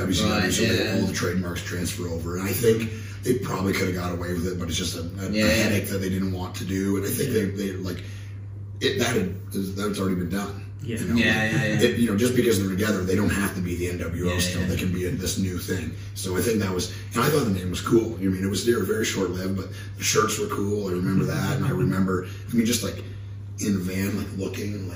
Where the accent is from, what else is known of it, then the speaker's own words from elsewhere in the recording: Canada; me and my friends, we grew up in Canada